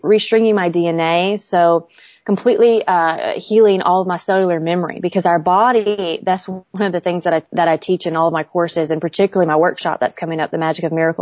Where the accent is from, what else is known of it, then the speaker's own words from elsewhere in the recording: Southern Bible Belt, Southern United States, United States; growing up in the Southern Bible Belt.